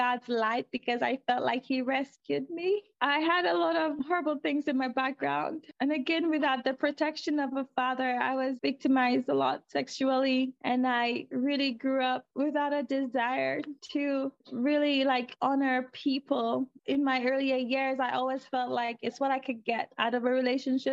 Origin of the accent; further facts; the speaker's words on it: St. Lucia; moved away; I am originally from St. Lucia